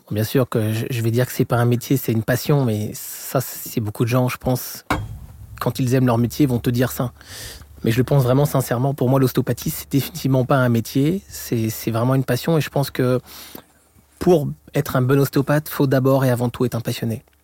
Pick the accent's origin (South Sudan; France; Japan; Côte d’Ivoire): France; accent: French; moved away as an adult; now in Montreal, Canada; Et je suis français comme mon accent l'indique. Sur ça, c'est pour les Québécois qui, qui écouteraient le podcast. Et ça fait environ donc 17 ans que je suis au Québec.